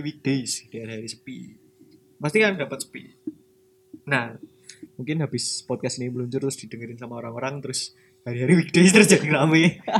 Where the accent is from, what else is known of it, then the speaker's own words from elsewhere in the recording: Yogyakarta, Special Region of Yogyakarta, Indonesia; aku sebagai orang Jogja